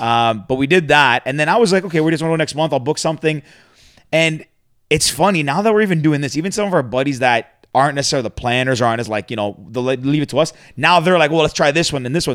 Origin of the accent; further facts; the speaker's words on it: Mississauga, Ontario, Canada; I grew up uh, I grew up in Mississauga